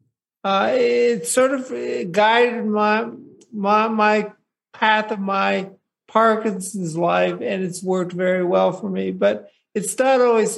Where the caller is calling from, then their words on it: Boulder, Colorado, United States; I'm calling in from Boulder, Colorado.